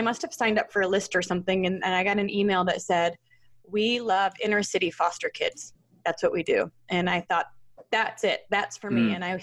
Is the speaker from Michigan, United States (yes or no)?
yes; Troy, Michigan, United States; I grew up in the Detroit area in Troy, Michigan